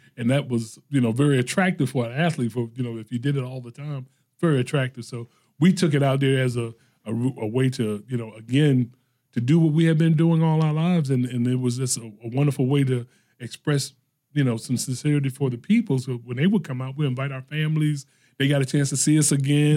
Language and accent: English; Norfolk, Virginia, United States; I grew up in the Norview area